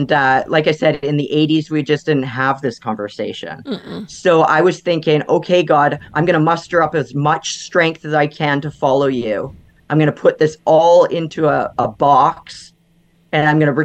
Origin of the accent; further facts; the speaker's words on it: Vancouver Island, British Columbia, Canada; moved away as an adult; I grew up on Vancouver Island, which was about a 2-hour ferry ride from Vancouver.